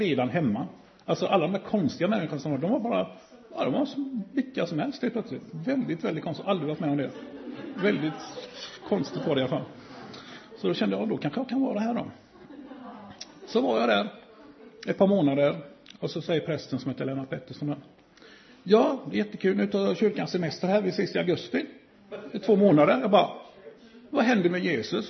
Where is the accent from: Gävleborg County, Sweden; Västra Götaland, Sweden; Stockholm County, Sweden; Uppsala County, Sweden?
Västra Götaland, Sweden; Gothenburg; är jag från Göteborg